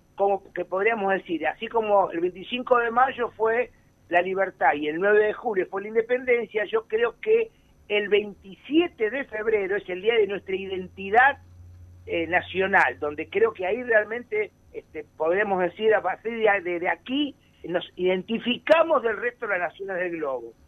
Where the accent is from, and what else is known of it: Argentina